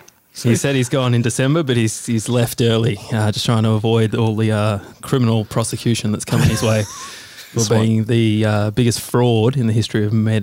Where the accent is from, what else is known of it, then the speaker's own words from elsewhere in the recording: Victoria, Australia; Well, that's a lie because we come from Victoria.